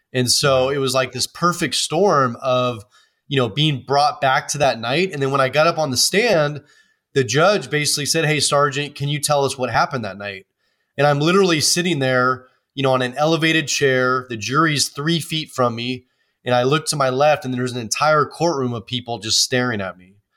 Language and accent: English; Oakland, California, United States; I grew up in Oakland, California, which is a big city